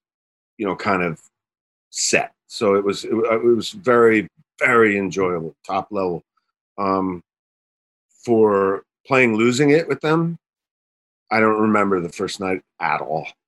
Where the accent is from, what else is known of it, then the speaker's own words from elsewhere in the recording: New Jersey, United States; I'm from Jersey